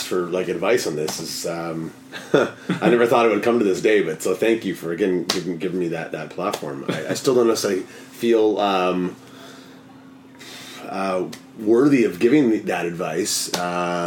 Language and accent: English; Toronto, Ontario, Canada; now in Vancouver, Canada; I'm from Toronto originally. I've lived in 6 or 7 cities around the world